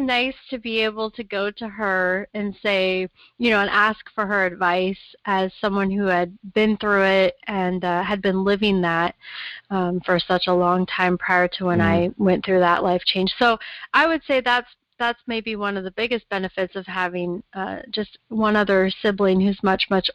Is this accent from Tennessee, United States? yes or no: no; Portland, Oregon, United States; I was actually born in Portland. I grew up here, was born here.